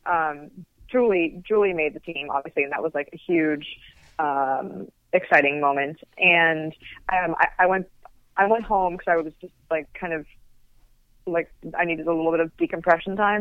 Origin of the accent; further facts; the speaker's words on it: California, United States; I'm from California